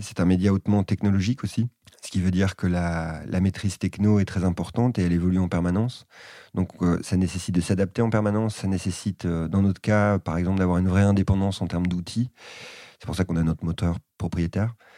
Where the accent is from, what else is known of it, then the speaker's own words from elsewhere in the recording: France; now in Bordeaux, France; en tant qu'occidental, euh, français, et notamment en vivant à Bordeaux